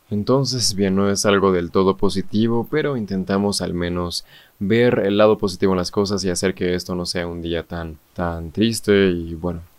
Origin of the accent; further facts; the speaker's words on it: Mexico; aquellas cosas que por las cuales seguramente somos conocidos muchos mexicanos por comer demasiado picante